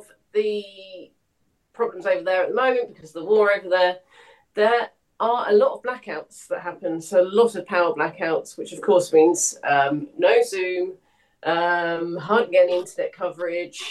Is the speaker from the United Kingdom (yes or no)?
yes; St Austell, South West England, United Kingdom; I grew up in St Austell in Cornwall